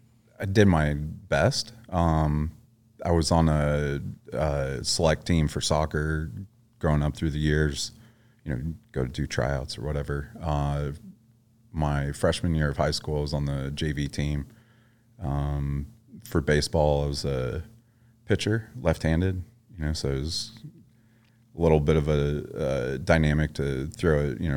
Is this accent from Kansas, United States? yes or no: yes; Lawrence, Kansas, United States; Kansas. Lawrence, Kansas.